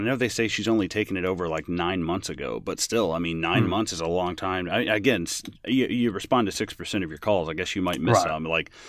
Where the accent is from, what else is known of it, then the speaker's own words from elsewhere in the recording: England, United Kingdom; dude, I'm an English guy, so fuck it.